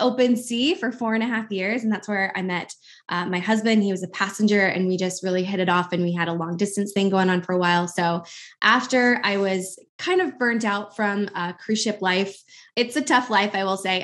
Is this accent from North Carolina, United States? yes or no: no; Albuquerque, New Mexico, United States; moved away as an adult; now in Milwaukee, United States; I'm actually originally from Albuquerque, New Mexico